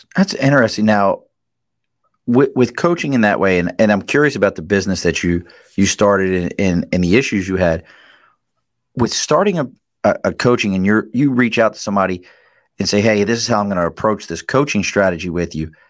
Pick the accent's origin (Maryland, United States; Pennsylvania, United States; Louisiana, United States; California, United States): Maryland, United States; Dundalk; accent: Baltimore; moved away; also born or lived in Philadelphia; I grew up in Dundalk